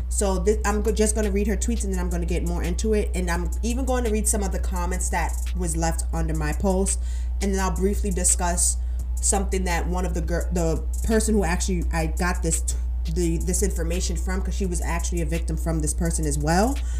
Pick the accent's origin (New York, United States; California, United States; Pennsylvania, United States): New York, United States; New York City; my hometown, New York, Brooklyn, New York